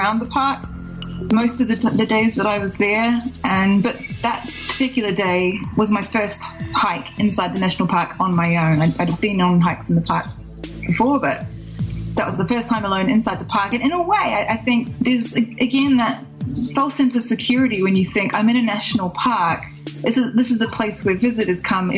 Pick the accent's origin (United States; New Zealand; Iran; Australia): New Zealand; I'm from New Zealand